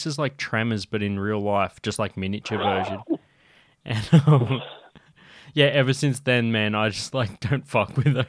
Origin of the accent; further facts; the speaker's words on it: South Australia, Australia; I'm from South Australia, man, in my back fucking yard.